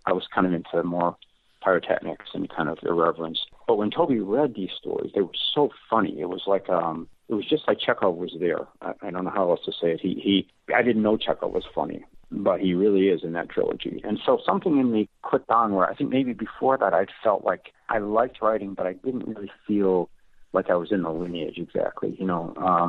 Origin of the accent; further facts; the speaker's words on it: Amarillo, Texas, United States; moved away as an adult; Well, when I came from Amarillo, Texas, I had gotten into the Syracuse program. It was my first trip east